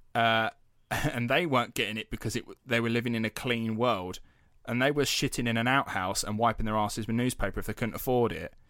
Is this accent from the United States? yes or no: no; United Kingdom; we're British taxpayers